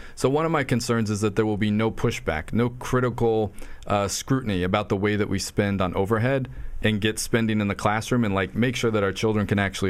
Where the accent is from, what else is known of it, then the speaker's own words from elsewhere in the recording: Virginia, United States; now in Farmingdale, United States; I grew up in Virginia rooting for the Redskins